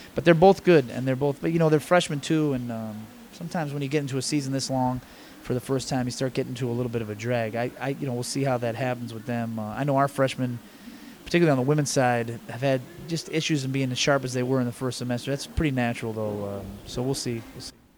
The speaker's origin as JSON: {"language": "English", "town": "Buffalo", "region": "New York", "country": "United States", "tie": "born or raised there", "moved": "yes", "lives_now": "East Lansing, United States", "said": "I grew up basically right across the street from where the campus is"}